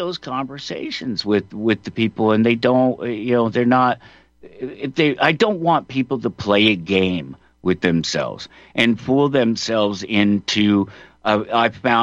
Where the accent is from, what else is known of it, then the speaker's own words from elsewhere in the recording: Colorado, United States; I'm from Colorado, born and raised.